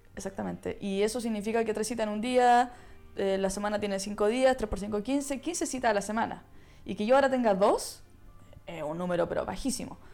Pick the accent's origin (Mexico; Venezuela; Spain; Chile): Chile; now in Netherlands; yo vengo de Chile, un país que se caracteriza por ser frío, por ser aislado y por tanto mi, mi latin, latinicidad, no sé cómo se dice, mis raíces latinas son eh, básicamente porque nací ahí